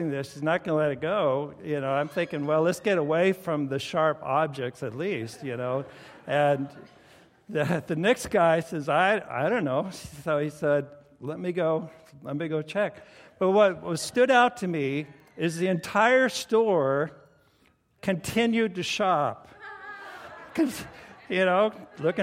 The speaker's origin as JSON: {"language": "English", "area": "the Northwest", "region": "Pacific Northwest", "country": "United States", "said": "we're from the Northwest"}